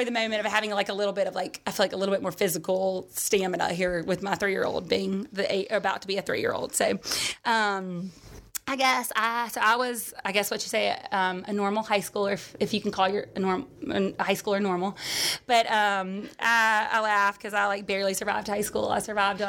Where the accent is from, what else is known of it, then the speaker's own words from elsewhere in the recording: Vestavia Hills, Alabama, United States; also born or lived in Sylacauga, Alabama; I grew up in Vestavia for a majority of my life. I did live in Sylacauga for 2 years of my life